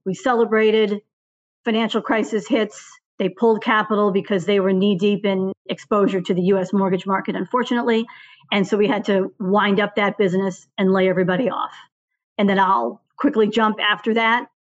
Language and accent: English; suburbs outside of Boston, Massachusetts, United States; also born or lived in Bermuda; born and raised in the suburbs outside of Boston